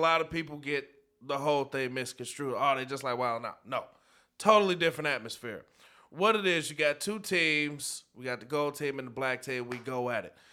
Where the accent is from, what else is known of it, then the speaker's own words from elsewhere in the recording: North Chicago, Illinois, United States; I'm born and raised in North Chicago